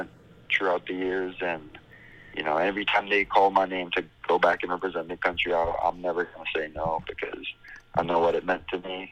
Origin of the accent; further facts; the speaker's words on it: Belize; moved away as an adult; also born or lived in Montreal; now in California, United States; I grew up in Belize for what, 18 years, and then I come here in California